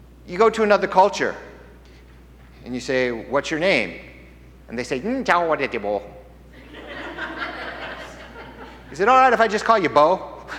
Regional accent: United States

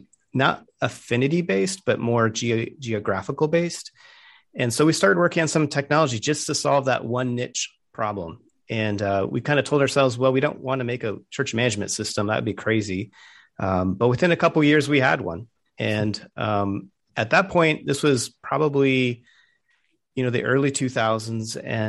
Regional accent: Tucson, Arizona, United States; Yes, I was born in Tucson.

